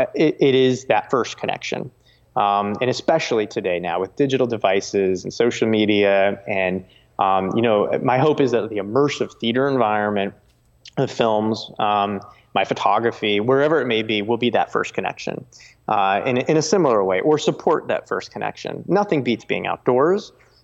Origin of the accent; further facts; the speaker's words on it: New Jersey, United States; I grew up in New Jersey